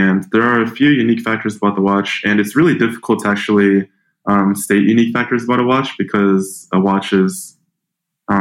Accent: Tacoma, Washington, United States; I grew up in a small town called Tacoma, Washington.

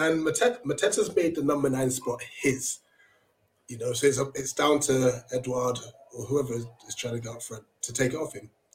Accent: Ghana; as a Ghanaian myself

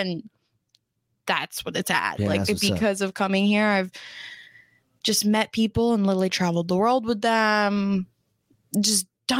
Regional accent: Florida, United States; moved away as an adult; now in California, United States; if I didn't make that choice at 18 to move across the country from Florida, like leave my hometown, leave my family and come out here

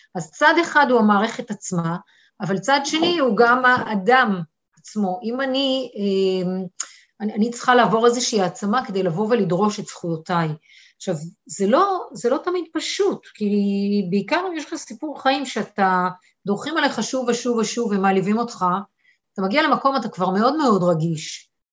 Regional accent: Eilat, Southern District, Israel; moved away as an adult; גדלתי באילת, אוקיי, באתי מפריפריה

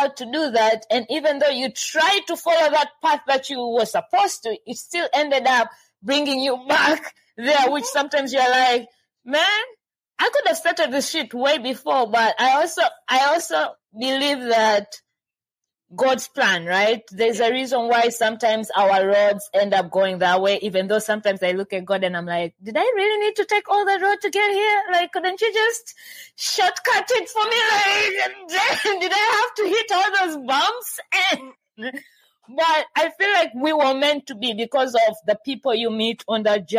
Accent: Tanzania; I'm from Tanzania

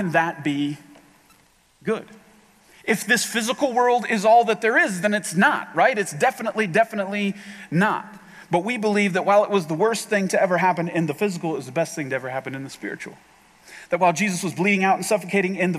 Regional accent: Ohio, United States; We're all from Ohio

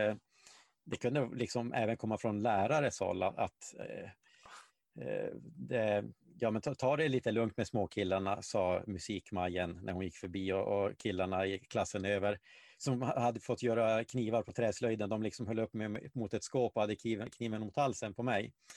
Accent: Malmberget, Norrbotten County, Sweden; moved away; jag växte upp i Gällivare, eh, eller Malmberget då, eh, till, till stor

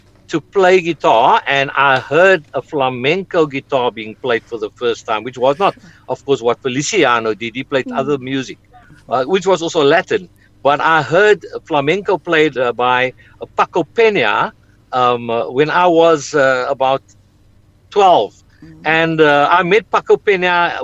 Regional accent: South Africa; I was from South Africa

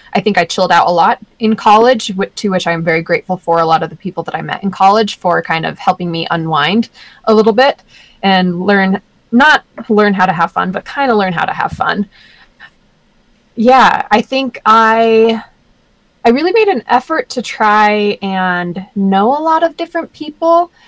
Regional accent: Sandy, Utah, United States; growing up in Sandy was difficult at times. Sandy's really conservative

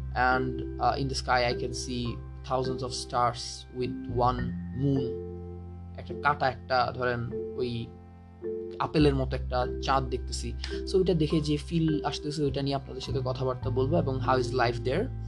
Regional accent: Rangamati, Chittagong Division, Bangladesh; moved away; আমার গ্রামের বাড়ি হলো রাঙামাটি

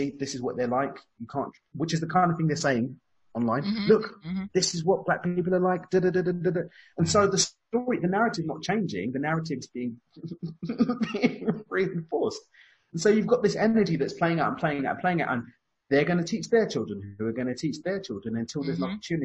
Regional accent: London, United Kingdom; accent: East London; moved away; my East London accent, by the way. I've got the accent

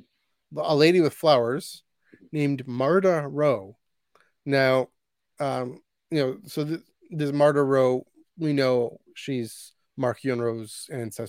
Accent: Canada; as a Canadian

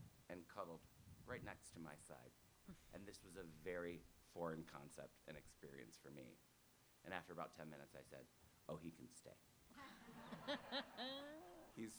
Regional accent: Ohio, United States; moved away; also born or lived in New York City; I grew up in Ohio on a farm

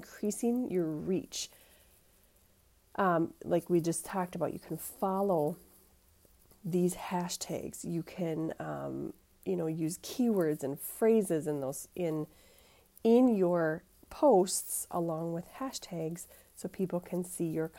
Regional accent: Minnesota, United States; accent: Minnesota; If you can't tell from my accent, I do live in Minnesota

